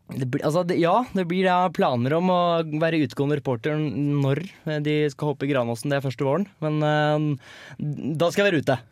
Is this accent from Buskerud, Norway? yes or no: yes; Hønefoss, Buskerud, Norway; jeg er jo fra Hønefoss og stolt HBK-supporter